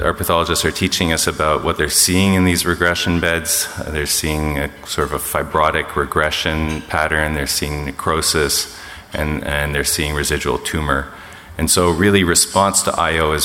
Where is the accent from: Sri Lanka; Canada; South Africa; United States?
Canada; I'm Canadian.